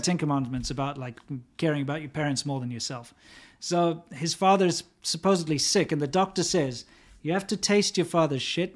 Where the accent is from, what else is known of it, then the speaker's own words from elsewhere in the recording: United States; as an American who grew up